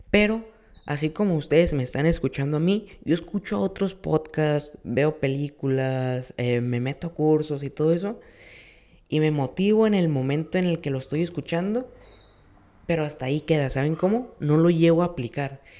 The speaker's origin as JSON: {"language": "Spanish", "country": "Mexico", "said": "nosotros como mexicanos siempre vemos todo del lado negativo, ¿no?"}